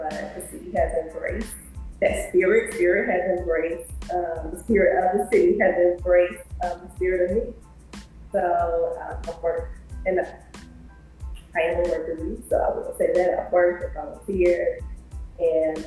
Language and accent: English; Chicago, Illinois, United States; moved away as an adult; also born or lived in Atlanta, Georgia; now in New Orleans, United States; from the Midwest, born and raised in South Chicago.